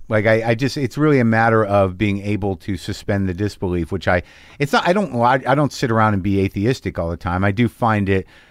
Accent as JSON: {"language": "English", "town": "Albuquerque", "region": "New Mexico", "country": "United States", "tie": "born or raised there", "also_born_or_lived": "New Jersey / Alaska", "said": "I was born in Jersey and lived 2 years in Alaska. My dad was in the service. And then from third grade to through high school, Albuquerque."}